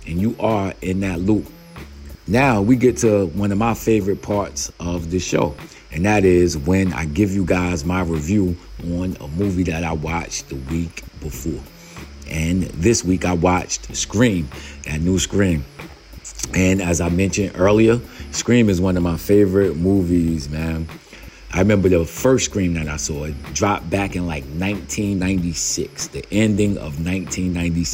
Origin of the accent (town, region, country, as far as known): United States